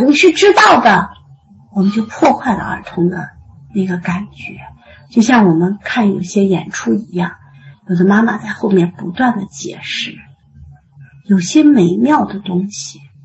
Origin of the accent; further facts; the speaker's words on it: China; 我们中国人